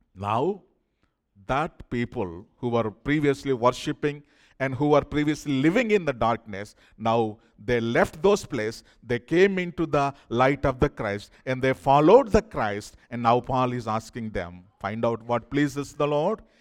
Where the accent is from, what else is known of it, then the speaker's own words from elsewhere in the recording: India; moved away; I'm from India